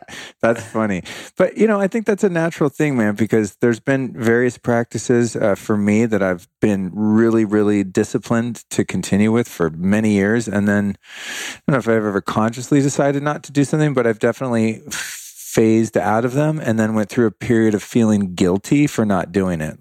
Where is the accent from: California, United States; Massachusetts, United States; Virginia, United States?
California, United States; Bay Area; I grew up in the Bay Area